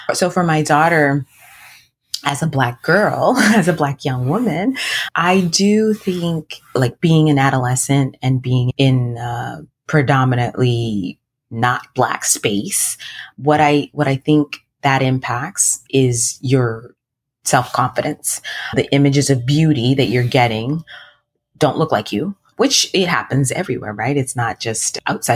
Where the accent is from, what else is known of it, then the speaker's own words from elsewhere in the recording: United States; from the age of 3, I was in the US. So I grew up with my American friends. That's why I feel American too